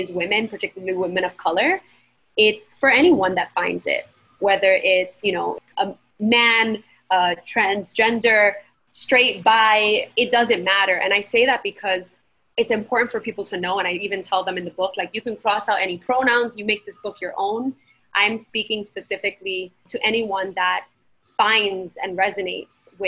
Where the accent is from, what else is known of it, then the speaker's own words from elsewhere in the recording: New York City, New York, United States; also born or lived in Queens; Latina, born and raised in Brooklyn and then in Queens.